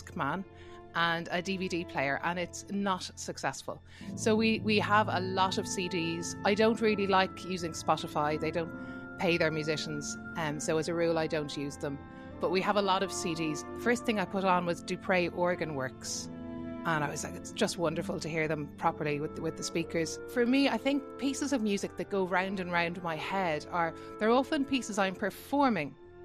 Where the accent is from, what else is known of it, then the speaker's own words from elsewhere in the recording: Dublin, Leinster, Ireland; I'm a singer from Dublin